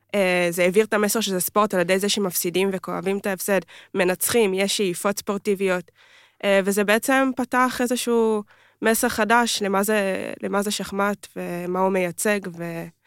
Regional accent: Kfar Saba, Central District, Israel; גדלתי במועדון בכפר סבא

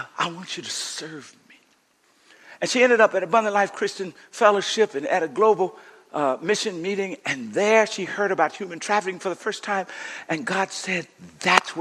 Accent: Coushatta, Louisiana, United States; When I grew up in Coshatta, we had a small house

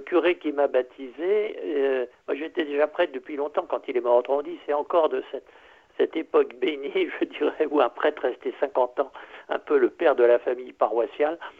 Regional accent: Berry, Centre-Val de Loire, France; je suis très très heureux d'être de cette, de cette petite région française

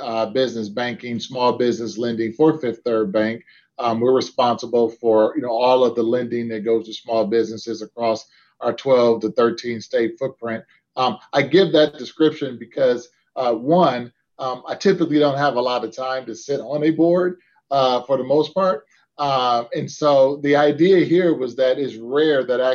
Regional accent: Detroit, Michigan, United States; now in Cincinnati, United States; my hometown of Detroit

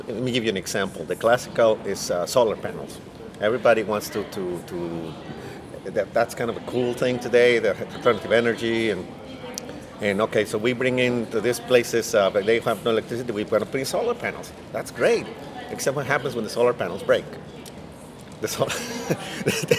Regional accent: Mexico; moved away as an adult; now in United States; I was born in Mexico, first of all. I arrived in the U.S. several years ago, but obviously my entire family still lives in Mexico

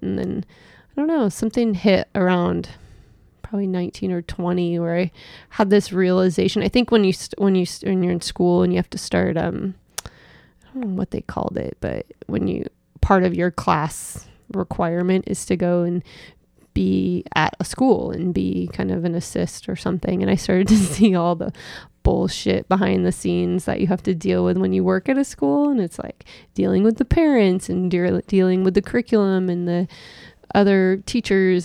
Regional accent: Seattle, Washington, United States; also born or lived in Issaquah, Washington; I was born in Seattle and raised in the West Seattle area

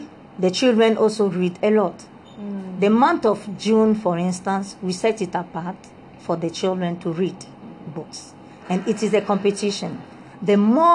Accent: Republic of the Congo; English is a second language; moved away as an adult; also born or lived in Soviet Union; now in Ghana; I was born in the Congo Brazzaville. I speak French, and I had my O-level

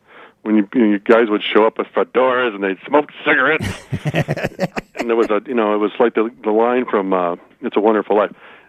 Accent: Red Wing, Minnesota, United States; In my hometown of Red Wing, where I grew up, the fire hydrants would get painted every year.

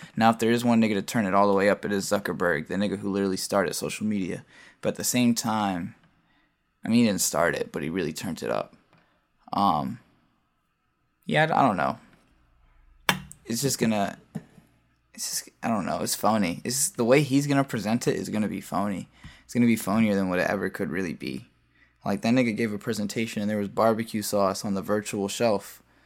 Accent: Baltimore, Maryland, United States; I'm a producer, and I'm from Baltimore

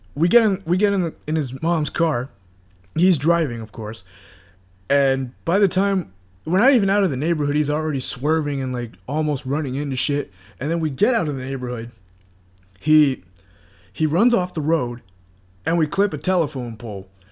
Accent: North Carolina, United States; moved away as an adult; now in Florida, United States; I graduated high school, and I moved from North Carolina to Florida during that time

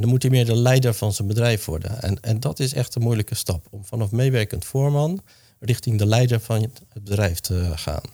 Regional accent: Hoeksche Waard, South Holland, Netherlands; ik ben geboren en getogen in de Hoekse Waard

